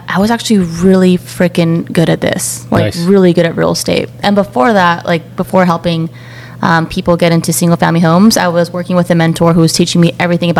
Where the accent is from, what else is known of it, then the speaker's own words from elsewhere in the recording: Philippines; I'm 31. I just got married. I'm like a month and a half married. Whoa. To my wife, Tara. I'm Filipino. I'm the youngest sibling of three.